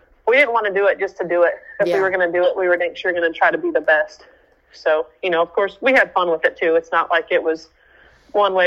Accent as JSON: {"language": "English", "region": "Oklahoma", "country": "United States", "said": "we're from Oklahoma"}